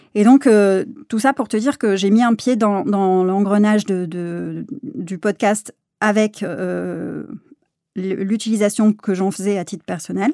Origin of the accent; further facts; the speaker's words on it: south of France, France; moved away as an adult; also born or lived in Aix-en-Provence; now in Paris, France; moi je suis originaire donc du sud de la France. J'ai fait toutes mes études à, Aix-en-Provence